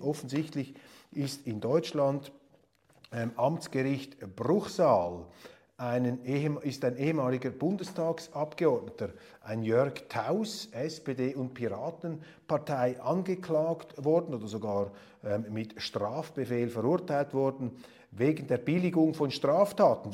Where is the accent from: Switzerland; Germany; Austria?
Switzerland; Als Schweizer